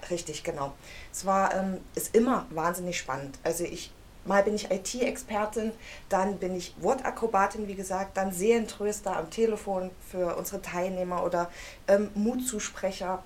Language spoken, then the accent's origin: German; Halle, Saxony-Anhalt, Germany; Ich komme aus Halle